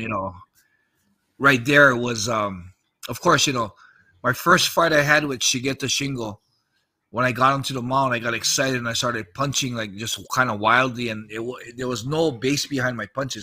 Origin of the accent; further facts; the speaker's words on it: United States; moved away; also born or lived in Japan; I'm American